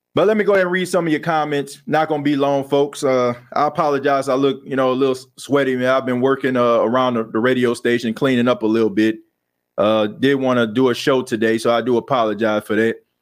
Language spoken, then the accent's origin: English; New Orleans, Louisiana, United States; I was born and raised in New Orleans. I grew up in the Knight Ward area.